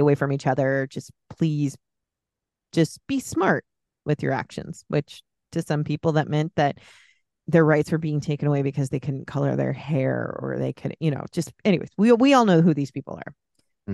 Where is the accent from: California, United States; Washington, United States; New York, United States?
California, United States; the Bay Area; I grew up in the Bay Area